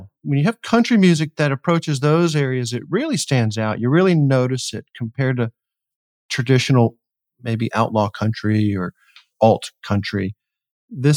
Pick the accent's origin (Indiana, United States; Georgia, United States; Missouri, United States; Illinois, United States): Georgia, United States; Atlanta; I'm in Atlanta, or I grew up in Atlanta